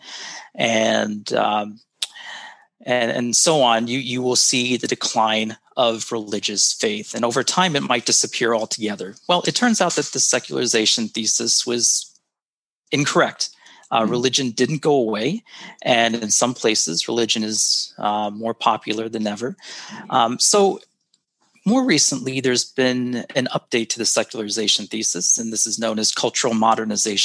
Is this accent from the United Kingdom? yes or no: no; United States; moved away as an adult; now in Singapore; I am originally from the United States. I was born and raised into a Christian home